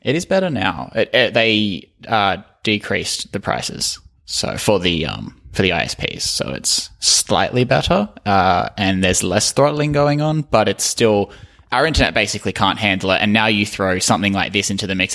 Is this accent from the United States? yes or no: no; Australia; I'm Australian.